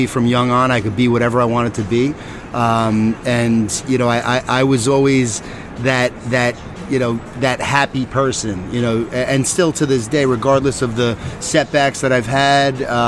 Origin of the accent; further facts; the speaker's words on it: Huntington, New York, United States; also born or lived in Arizona; I'm from New York. So, yeah, born and raised in Huntington, Long Island